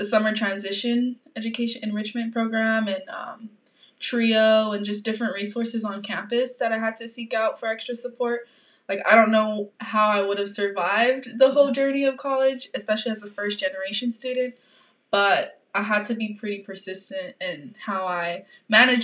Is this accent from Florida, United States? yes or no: no; Oakland, California, United States; also born or lived in Davis, California; I'm born and raised in East Oakland